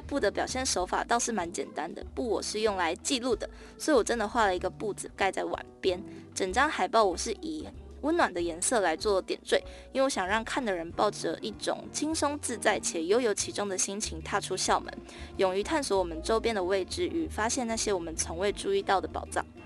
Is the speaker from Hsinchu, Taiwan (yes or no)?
no; Tainan, Taiwan; 我在台南出生嘛